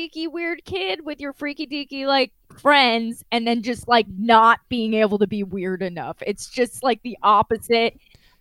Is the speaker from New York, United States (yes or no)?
yes; Long Island, New York, United States; I grew up on Long Island